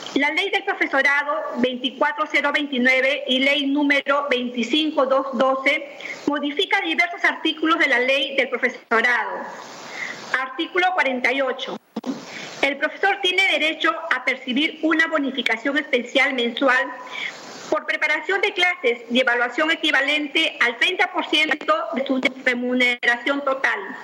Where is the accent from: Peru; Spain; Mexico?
Peru; also born or lived in Cañete Province, Lima, Peru; todos los peruanos